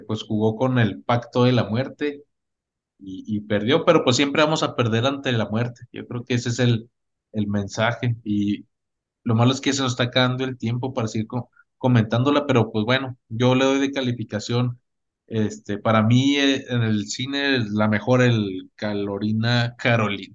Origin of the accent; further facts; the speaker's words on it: Mexico; como mexicanos te digo